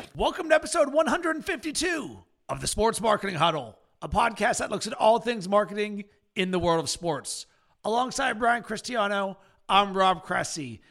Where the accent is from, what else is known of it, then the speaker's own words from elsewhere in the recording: Pittsburgh, Pennsylvania, United States; I'm from Pittsburgh